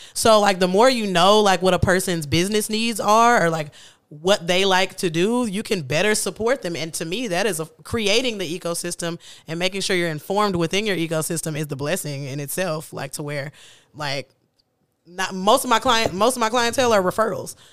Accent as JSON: {"language": "English", "town": "Kansas City", "country": "United States", "said": "I'm from Kansas City"}